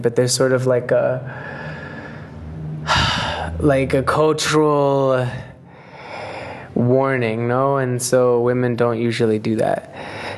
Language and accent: English; United States; moved away; I was raised in the United States